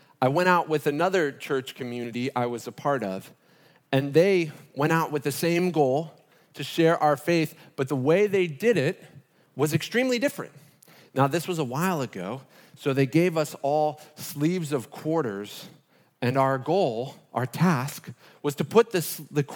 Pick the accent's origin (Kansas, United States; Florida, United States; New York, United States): Florida, United States; Fort Lauderdale; moved away; That's my hometown